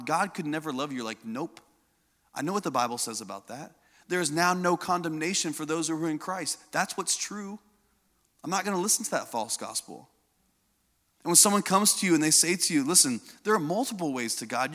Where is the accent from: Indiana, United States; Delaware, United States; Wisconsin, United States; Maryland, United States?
Indiana, United States; I grew up in Indiana.